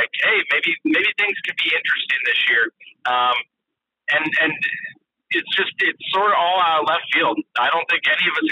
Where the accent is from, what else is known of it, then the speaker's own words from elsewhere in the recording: the Bay Area, California, United States; I grew up in the Bay